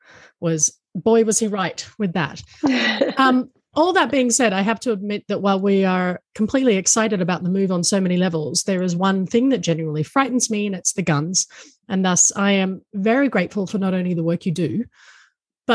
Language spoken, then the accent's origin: English; Australia; I'm Australian and that my husband is American